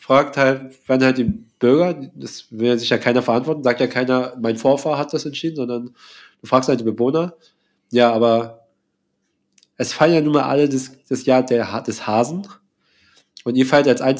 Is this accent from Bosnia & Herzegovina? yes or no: no; Vietnam; now in Germany; mein Heimatland